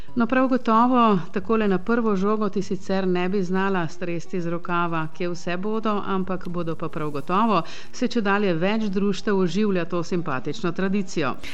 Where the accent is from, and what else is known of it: Slovenia